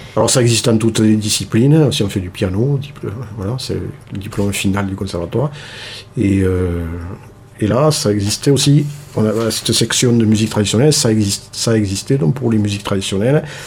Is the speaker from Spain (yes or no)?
no; Toulouse, Occitania, France; moved away as an adult; now in Cardaillac, France; natif de Toulouse